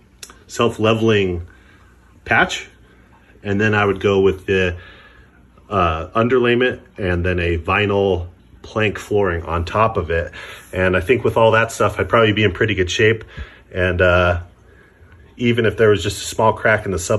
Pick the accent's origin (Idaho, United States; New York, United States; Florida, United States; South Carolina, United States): Idaho, United States; I'm from Idaho.